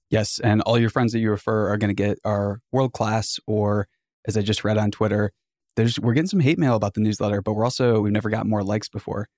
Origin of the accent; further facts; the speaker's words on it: Boonsboro, Maryland, United States; A small town in Western Maryland called Boonesboro.